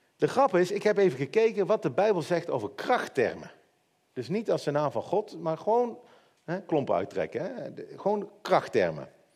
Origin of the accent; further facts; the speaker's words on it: Netherlands; als Hollanders